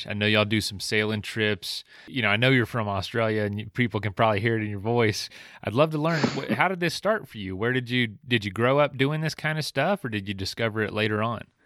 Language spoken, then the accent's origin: English; Florida, United States; moved away; I'm from Florida originally